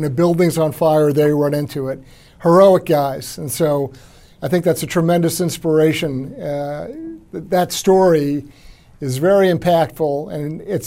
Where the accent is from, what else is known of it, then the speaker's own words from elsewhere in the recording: Long Island, New York, United States; I'm a native New Yorker myself. I was born and raised out on Long Island